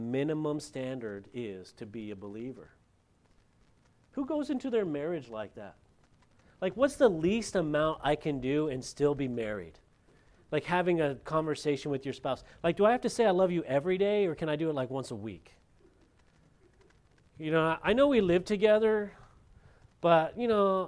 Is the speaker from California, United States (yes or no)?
yes; Lompoc, California, United States; moved away; In my hometown, back in Lompoc, California